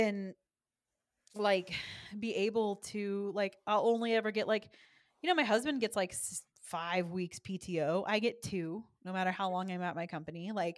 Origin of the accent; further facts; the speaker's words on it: Texas, United States; I'm from Texas